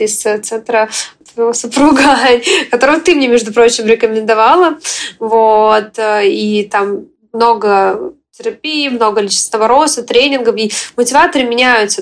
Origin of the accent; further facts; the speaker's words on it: Ukraine; also born or lived in Russia; now in United States; я украинка, я в момент, э, когда началась война, все началось, я уехала из э, Российской Федерации